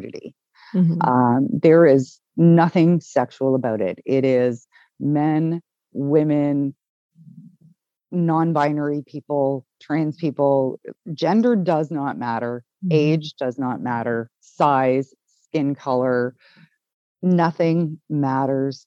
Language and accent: English; Canada; we're Canadian